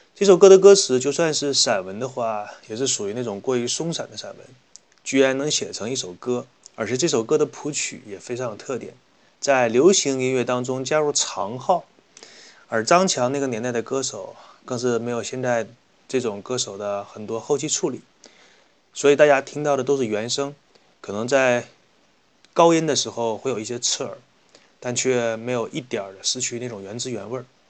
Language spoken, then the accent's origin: Chinese; Northeast China, China; accent: Northeastern Mandarin; 我们东北话叫做扫大街的